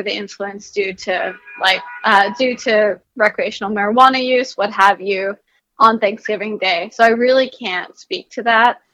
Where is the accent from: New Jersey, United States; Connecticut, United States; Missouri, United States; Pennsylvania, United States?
New Jersey, United States; I'm from New Jersey